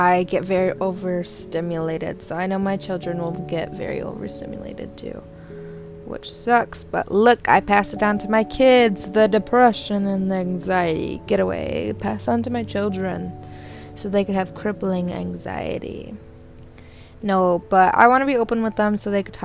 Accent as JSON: {"language": "English", "region": "Michigan", "country": "United States", "tie": "born or raised there", "said": "I grew up here in Michigan"}